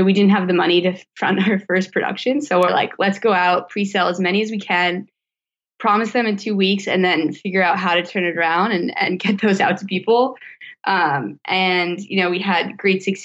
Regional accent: Vermont, United States; I was born and raised in Vermont

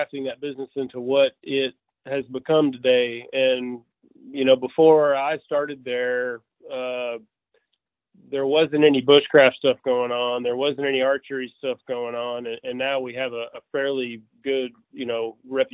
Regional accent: just outside of Memphis, East Arkansas, United States; So I'm kind of born and raised in Arkansas. I still live in Arkansas. I grew up just outside of Memphis on the Arkansas side in East Arkansas

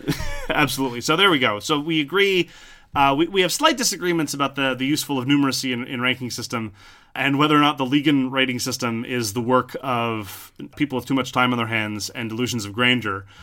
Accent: French Canada, Canada; I'm from French Canada

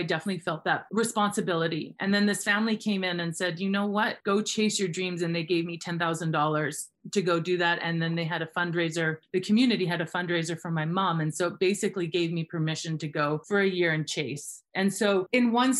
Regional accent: Fernie, British Columbia, Canada; I am Canadian, born and raised in a town called Fernie, British Columbia

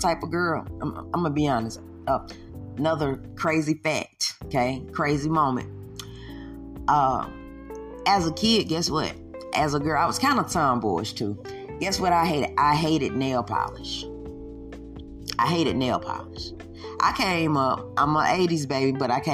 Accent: the South, United States; I am from the South

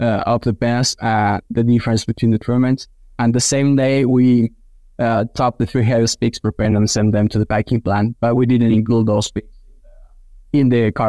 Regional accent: Argentina; moved away as an adult; now in Kansas, United States; I'm originally from Argentina. I did vet school back in my country, then worked for 3 years in the swine nutrition field in Argentina

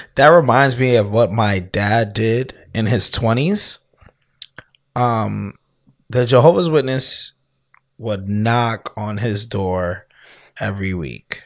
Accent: United States; also born or lived in Canada; when I was, like, seven or eight, we moved back to the U S. And then I've been here ever since

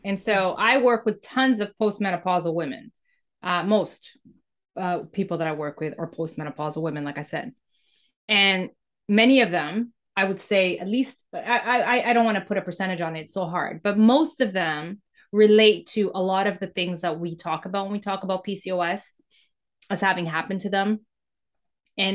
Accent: Mozambique; born there; When I was born in Mozambique in 1977, and it was the time in Mozambique where Mozambique was going through war and independence

